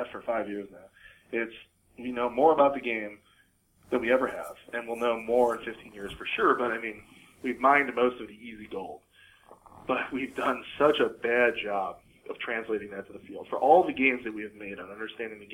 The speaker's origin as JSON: {"language": "English", "region": "Midwest", "country": "United States", "tie": "born or raised there", "moved": "yes", "lives_now": "Seattle, United States", "said": "I grew up in the Midwest"}